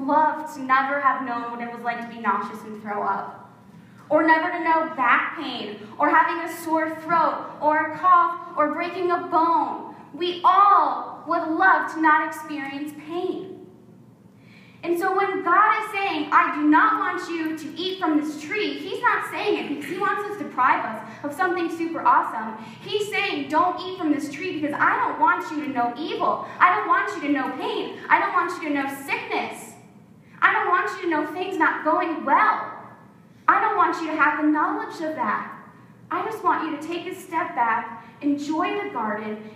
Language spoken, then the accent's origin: English; South Florida, United States; we grew up in South Florida